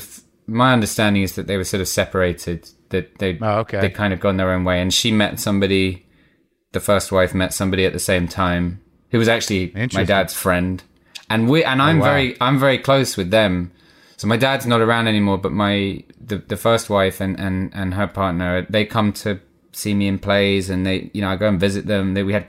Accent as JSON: {"language": "English", "country": "South Africa", "tie": "born there", "said": "I was born in South Africa. My dad was an actor. He was on tour with a play, and my mum, whose parents, had gone out to South Africa to be teachers, was living in South Africa, and she met my dad."}